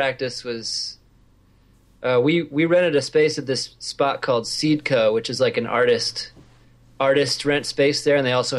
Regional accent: Lawrence, Kansas, United States; I moved here when I was 7, so I'm basically from Lawrence.

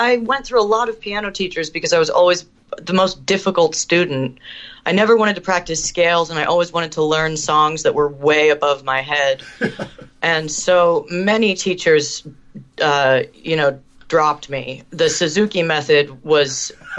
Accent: Canada; I'm half Canadian, and I found one in my hometown in Canada who would work with me

